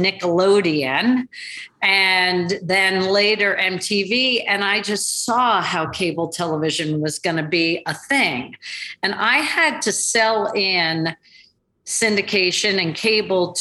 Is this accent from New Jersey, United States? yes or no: yes; suburban New Jersey, United States; also born or lived in California / London; I grew up in suburban New Jersey and have actually spent most of my life in the tri-state area